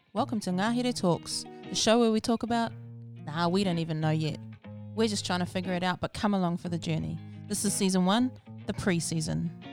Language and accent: English; Rotorua, Bay of Plenty, New Zealand; moved away as an adult; also born or lived in Palmerston North; now in Auckland, New Zealand; I grew up in Rotorua um, until I was 19, and then I moved to Palmerston North for a few years, and then I pretty much moved to Auckland after